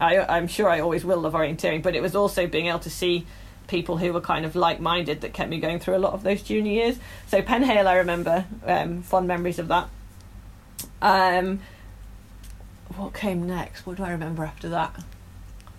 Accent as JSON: {"language": "English", "area": "the Northeast", "region": "North East England", "country": "United Kingdom", "moved": "yes", "said": "I'm obviously from the Northeast originally"}